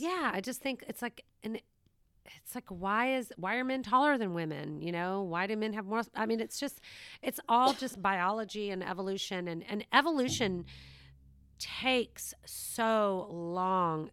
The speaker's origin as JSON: {"language": "English", "town": "Savannah", "region": "Georgia", "country": "United States", "tie": "born or raised there", "moved": "yes", "said": "This is where I'm from. So it is my hometown"}